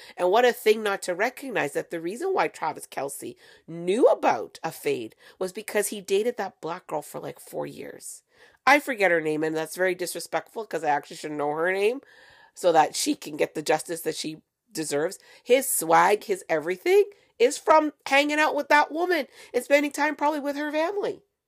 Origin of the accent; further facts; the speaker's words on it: Canada; I'm from Canada